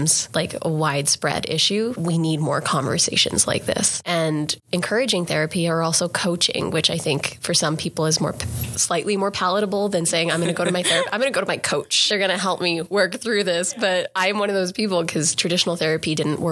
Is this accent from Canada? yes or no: yes; Grande Prairie, Alberta, Canada; a young South Asian Canadian girl growing up in Grand Prairie, Alberta